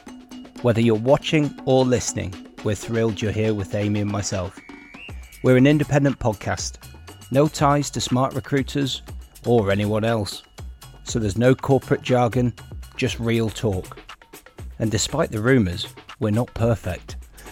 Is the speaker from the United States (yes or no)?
no; Bournemouth, South West England, United Kingdom; born there; people might not know this about me, but I was born in Bournemouth.